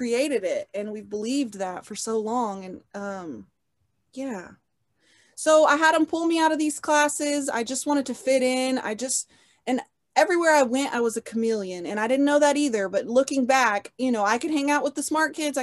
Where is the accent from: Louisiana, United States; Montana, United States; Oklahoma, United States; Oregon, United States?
Oklahoma, United States; Oklahoma City; I was born in Oklahoma City, Oklahoma, and I've lived here my whole life